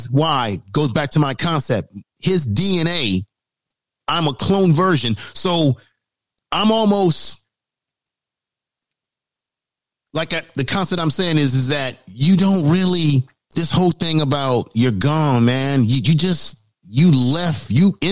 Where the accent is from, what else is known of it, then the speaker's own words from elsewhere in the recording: Baltimore, Maryland, United States; moved away; I was born in Baltimore.